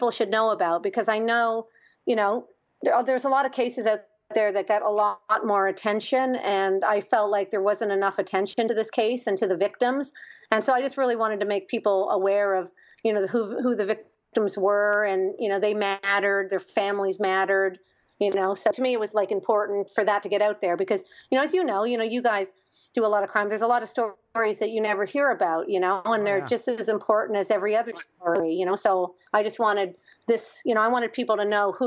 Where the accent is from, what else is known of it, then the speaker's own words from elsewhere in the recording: Canada; moved away; I'm Canadian